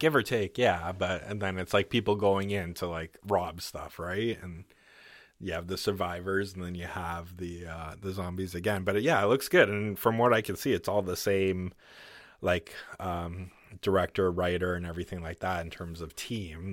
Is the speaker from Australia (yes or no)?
no; Canada; I'm fucking Canadian